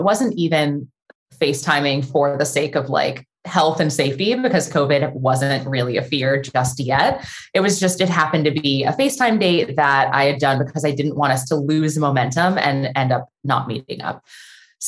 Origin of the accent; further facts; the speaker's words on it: San Diego, California, United States; moved away as an adult; now in Los Angeles, United States; I live in Los Angeles. I grew up in San Diego, but have been in LA for like 13 years now